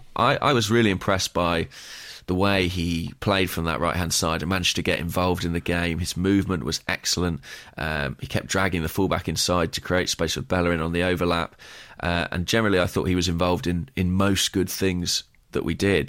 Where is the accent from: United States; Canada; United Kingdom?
United Kingdom; Watford, East of England; moved away; I returned to my hometown of Watford